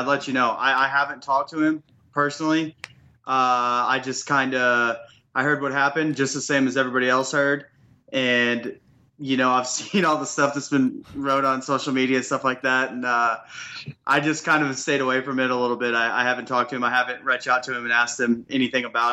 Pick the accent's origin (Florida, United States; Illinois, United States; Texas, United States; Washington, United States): Texas, United States; Azle; DFW, Azle High School, right outside of Fort Worth